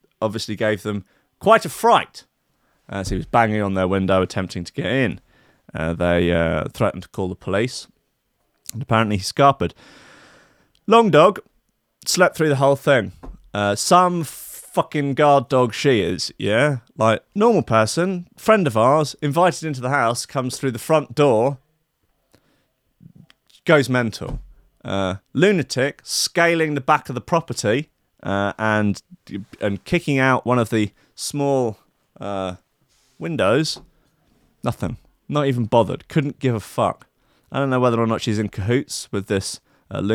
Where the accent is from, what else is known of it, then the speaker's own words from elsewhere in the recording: England, United Kingdom; moved away; I'm English